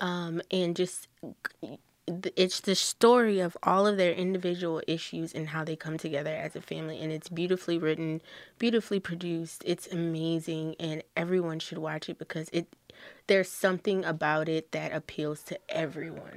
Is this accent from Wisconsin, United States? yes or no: no; Lafayette, Louisiana, United States; I have never been born anyone else, but, um, in Lafayette, Louisiana, I am as American as American gets.